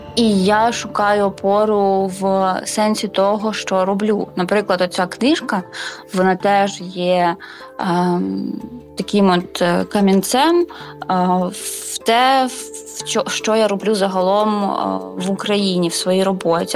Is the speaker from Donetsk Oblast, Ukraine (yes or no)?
yes; Mariupol, Donetsk Oblast, Ukraine; moved away; я з Маріуполя